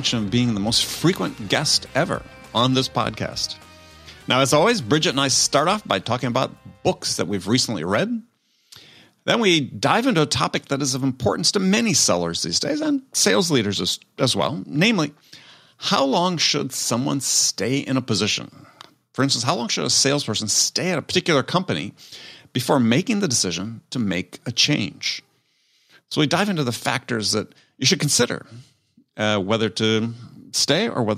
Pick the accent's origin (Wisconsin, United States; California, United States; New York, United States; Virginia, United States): Wisconsin, United States; I'm a Midwestern kid. I grew up in Wisconsin